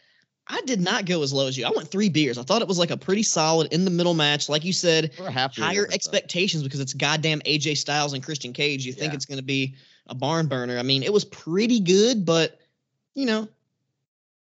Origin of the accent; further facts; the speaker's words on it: Tennessee, United States; accent: Southern; we're from Tennessee